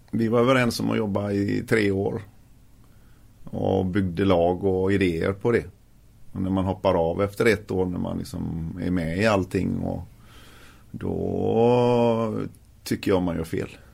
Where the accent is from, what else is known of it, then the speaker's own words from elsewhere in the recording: Gothenburg, Västra Götaland, Sweden; also born or lived in Fässberg; jag är ju från Göteborg